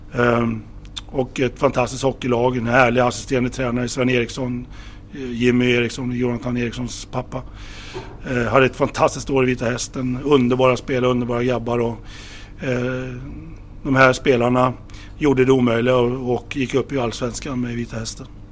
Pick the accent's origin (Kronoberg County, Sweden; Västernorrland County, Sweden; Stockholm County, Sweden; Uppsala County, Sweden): Stockholm County, Sweden; Solna; jag växte upp i Stockholm eh, i, i Solna